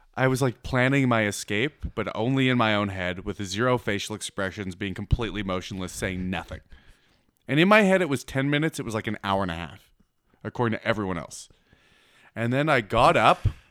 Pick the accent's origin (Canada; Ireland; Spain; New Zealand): Canada